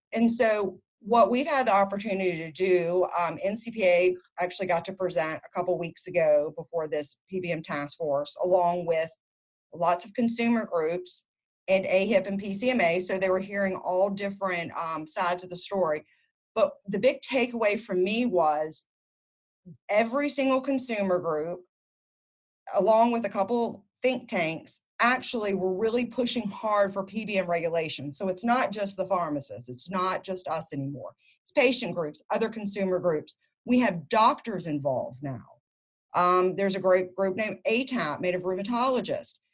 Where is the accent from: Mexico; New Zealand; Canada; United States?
United States; Louisiana; moved away as an adult; I moved back to my home state of Louisiana